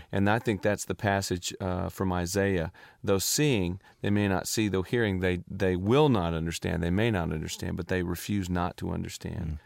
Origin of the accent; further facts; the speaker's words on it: Nashville, Tennessee, United States; I grew up in Nashville